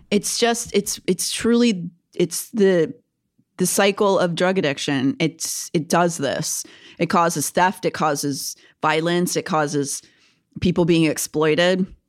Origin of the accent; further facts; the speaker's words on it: Kennywood, Pennsylvania, United States; my hometown has one called Kennywood